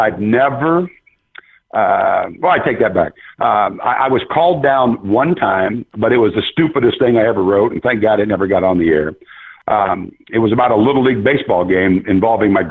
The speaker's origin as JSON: {"language": "English", "region": "Iowa", "country": "United States", "tie": "born or raised there", "said": "I grew up in Iowa"}